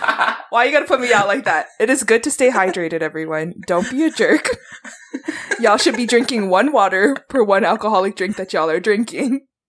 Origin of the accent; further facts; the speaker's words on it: Pearl City, Hawaii, United States; I grew up in Pearl City